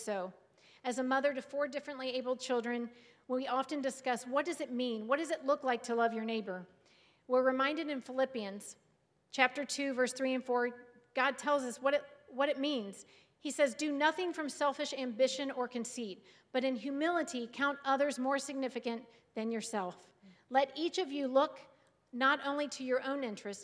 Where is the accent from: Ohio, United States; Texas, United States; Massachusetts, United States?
Ohio, United States; Cincinnati; moved away as an adult; now in Sandusky, United States; My husband and David and I grew up in the Cincinnati, Ohio area